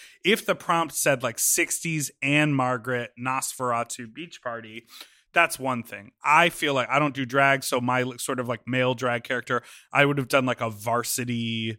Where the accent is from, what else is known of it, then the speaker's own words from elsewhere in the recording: Mexico; I grew up watching you in Mexico.